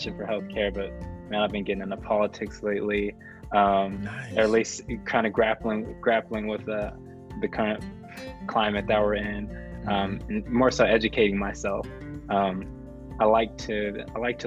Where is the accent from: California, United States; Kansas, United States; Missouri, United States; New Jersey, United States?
California, United States; San Diego; growing up in San Diego, going to the high school that I attended, San Augustine High School